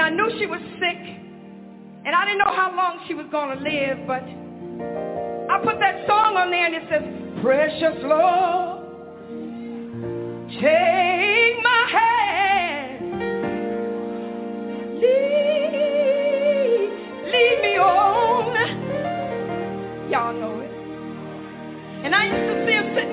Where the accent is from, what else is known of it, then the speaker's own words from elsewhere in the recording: Hanceville, Alabama, United States; I was born in Alabama, in Hansville, Alabama.